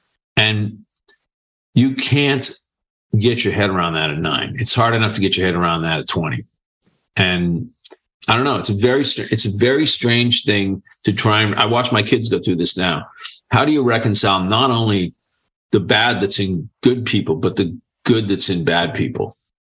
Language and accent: English; Boston, Massachusetts, United States; So I grew up in Boston.